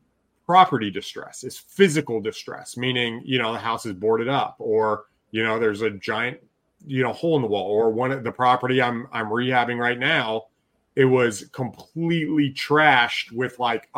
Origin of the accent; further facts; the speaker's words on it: Alaska, United States; also born or lived in Texas; now in Michigan, United States; You know, I grew up doing that in the summer growing up in Alaska, but in Texas, we never did that. And so here, moving back to Michigan, we actually like keeping the windows open